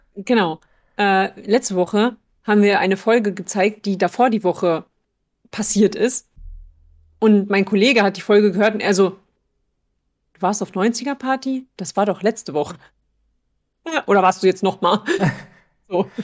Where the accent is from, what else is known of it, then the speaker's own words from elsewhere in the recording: Germany; Als Deutsche